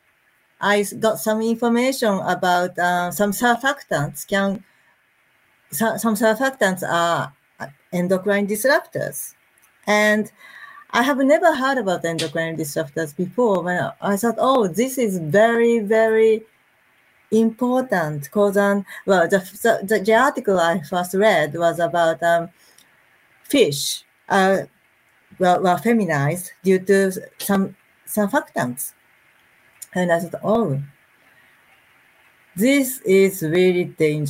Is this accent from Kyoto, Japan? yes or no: no; Tokyo, Japan; moved away as an adult; now in Nagano, Japan; I was brought up in Tokyo, but 8 years ago, I decided to move to this area